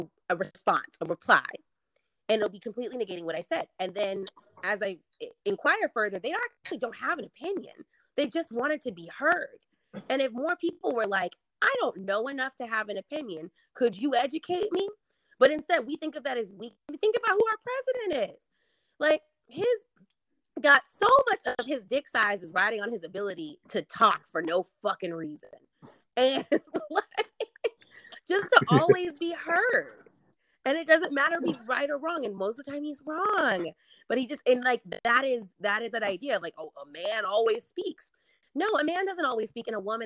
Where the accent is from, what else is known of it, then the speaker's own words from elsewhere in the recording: the South, United States; born and raised in the South